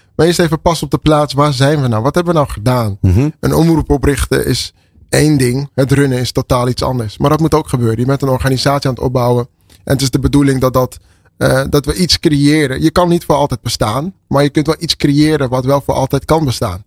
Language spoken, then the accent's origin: Dutch; Amsterdam, North Holland, Netherlands; Ik ben geboren en getogen in Amsterdam.